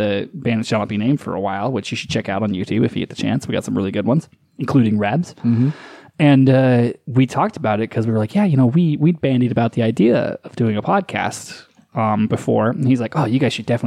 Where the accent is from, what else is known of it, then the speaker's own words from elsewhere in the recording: United States; as an American